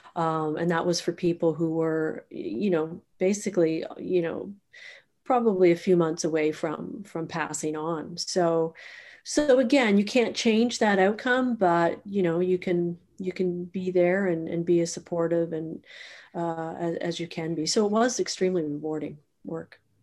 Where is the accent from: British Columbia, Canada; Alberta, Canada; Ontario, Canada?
Ontario, Canada; Toronto; also born or lived in Sydney, Australia / Guelph / Halifax; I'm actually from Toronto, born and raised, uh, in the west end of Toronto.